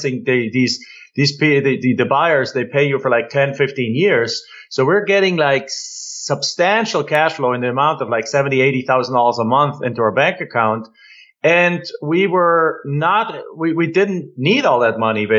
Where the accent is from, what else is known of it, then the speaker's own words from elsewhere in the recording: Germany; moved away as an adult; now in United States; I'm an immigrant from Germany.